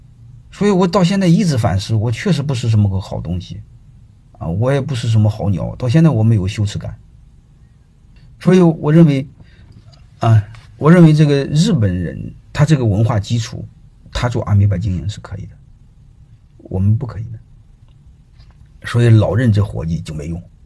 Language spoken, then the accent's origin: Chinese; China; 我们中国人